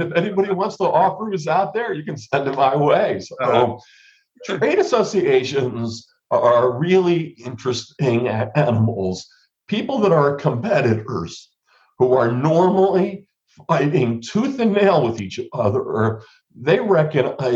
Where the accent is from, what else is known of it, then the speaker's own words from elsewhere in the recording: New Jersey, United States; I grew up in New Jersey